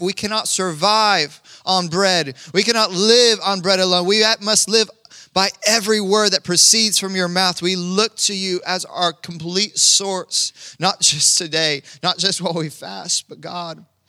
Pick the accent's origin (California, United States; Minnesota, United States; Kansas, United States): Kansas, United States; moved away; I'm from Kansas